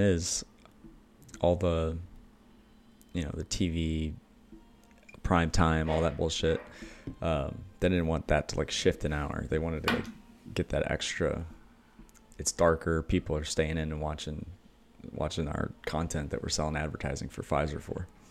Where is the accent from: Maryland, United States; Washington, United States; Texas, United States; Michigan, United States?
Michigan, United States; I grew up in Michigan